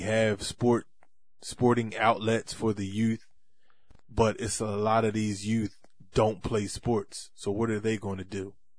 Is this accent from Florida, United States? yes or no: no; Bridgeton, New Jersey, United States; right here in my hometown, Brixton, New Jersey